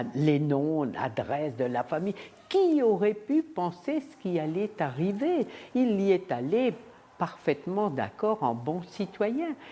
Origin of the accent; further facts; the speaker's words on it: Croix, Hauts-de-France, France; also born or lived in Roubaix; Je suis née à Croix, ici dans le Nord, le 15 septembre 1932. Et avant-guerre, nous habitions tous Roubaix